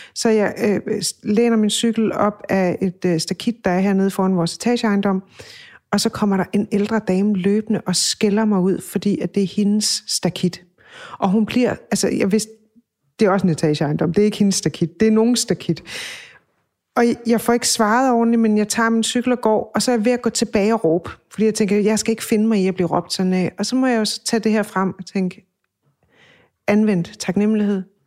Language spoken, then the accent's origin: Danish; Funen, Southern Denmark, Denmark; moved away; hjemme på Fyn